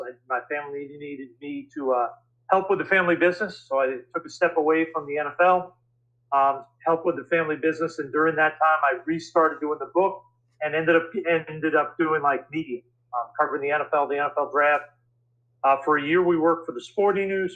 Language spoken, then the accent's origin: English; New York City, New York, United States; I grew up in New York City